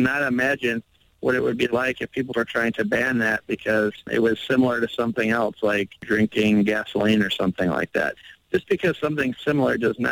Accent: Milwaukee, Wisconsin, United States; I'm over here in my hometown of Milwaukee, Wisconsin, which is just north of Chicago

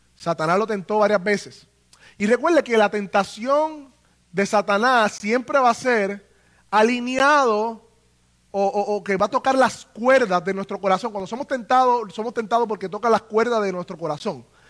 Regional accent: Puerto Rico; nosotros los puertorriqueños, ¿verdad? Que nacimos en el Estado Libre Asociado de Puerto Rico

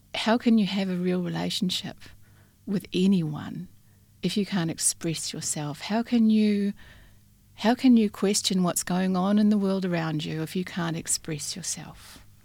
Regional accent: New Zealand; moved away as an adult; also born or lived in Christchurch, New Zealand; now in Western Australia, Australia; my childhood in New Zealand

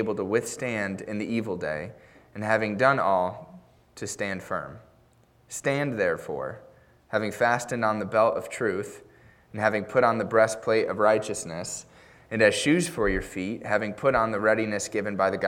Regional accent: United States; even as an American

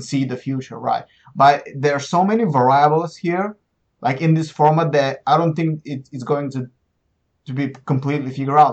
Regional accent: Plovdiv, Plovdiv Province, Bulgaria; moved away as an adult; also born or lived in Sofia; I've been jumping between Plovdiv, my hometown, and Sofia

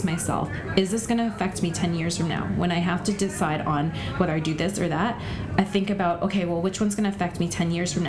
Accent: Alberta, Canada; also born or lived in Vancouver; now in Surrey, Canada; I grew up in Surrey. I mean, I was born and raised in Alberta and came to Vancouver and lived there

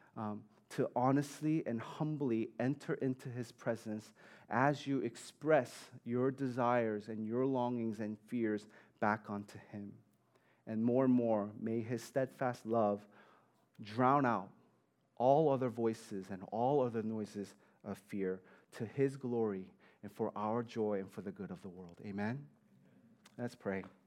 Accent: New York City, New York, United States; I grew up in Staten Island

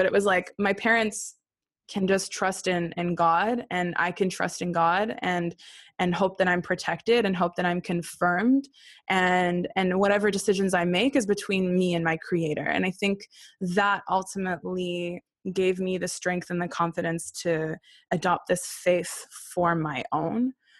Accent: Haifa, Haifa District, Israel; also born or lived in Sydney, Australia; And then I was born in Sydney, Australia, not long after that. And my sister was then born in Sydney. And then my family got asked to volunteer in the Baha'i World Center. And so we moved to Haifa, where my first written language became Hebrew.

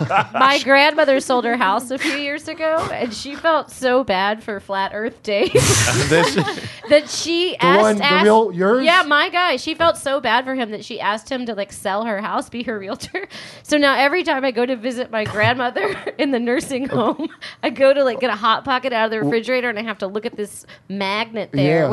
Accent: College Station, Texas, United States; moved away; Back in my hometown, yeah. So like... What's this town? College Station, Texas.

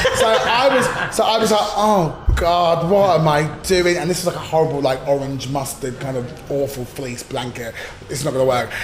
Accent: United Kingdom; we're British.

